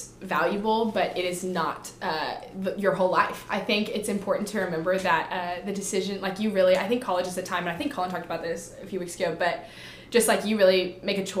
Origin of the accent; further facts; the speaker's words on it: Austin, Texas, United States; now in Waco, United States; I'm from Austin